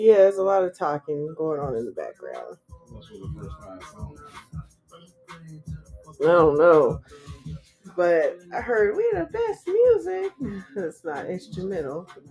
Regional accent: California, United States; I'm from the West Coast, so from Cali

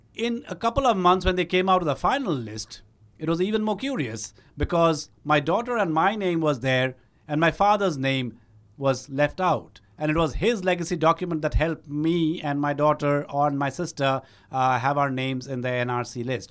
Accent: Shillong, Meghalaya, India; moved away as an adult; also born or lived in Guwahati, Assam; I was born in Guwahati. I was raised in Shillong

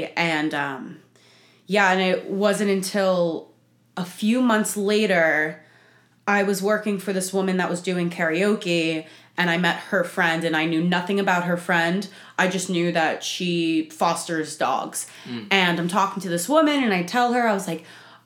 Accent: New Jersey, United States; accent: Italian Jersey; moved away as an adult; now in Nashville, United States; So I am born and raised in Jersey. You can probably tell by my Italian Jersey accents.

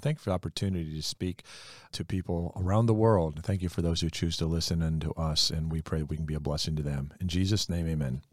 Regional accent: Mexico; I'm from Mexico

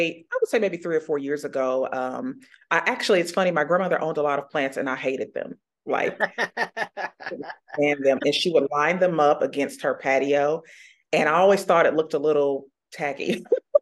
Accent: Indianapolis, Indiana, United States; I was born and raised here in Indianapolis on the northwest side of town, grew up in Pike Township, went to Pike High School.

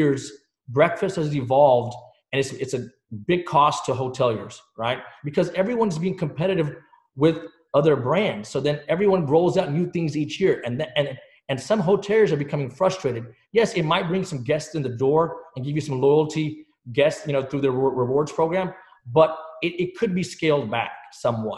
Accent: Dallas, Texas, United States; also born or lived in England; My parents, we moved here when I was a very young age in the state of Texas

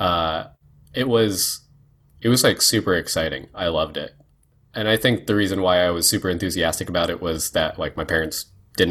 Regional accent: West Warwick, Rhode Island, United States; I grew up in West Warwick, Rhode Island

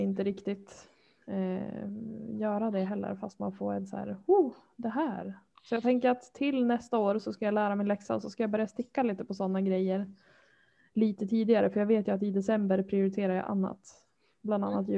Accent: Härnösand, Västernorrland County, Sweden; now in Örnsköldsvik, Sweden; Jag är uppvuxen i Härnösand

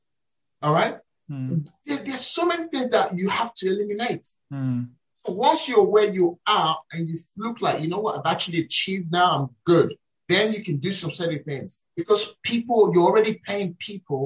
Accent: Nigeria; moved away as an adult; now in United Kingdom; As a Nigerian raised in Nigeria, relocated here to the UK

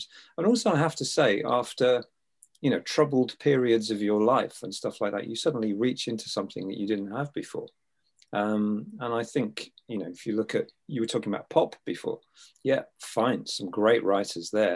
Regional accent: England, United Kingdom; being English

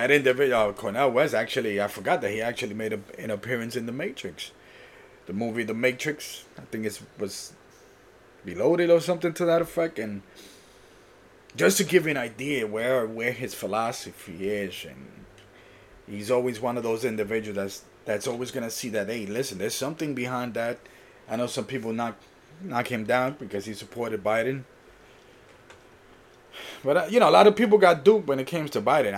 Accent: Puerto Rico; I was born in Puerto Rico

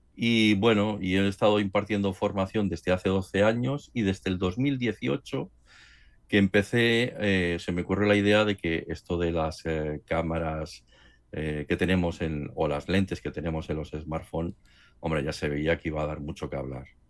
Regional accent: Barcelona, Catalonia, Spain; moved away as an adult; also born or lived in Madrid; aunque yo soy nacido aquí en Barcelona, pero como estuve trabajando en Madrid, pues al trasladarme aquí a, Barcelona

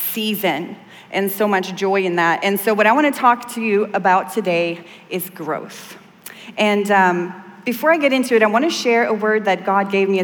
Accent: southern Sweden, Sweden; moved away; I grew up in Sweden, and in the south of Sweden, we have these woods

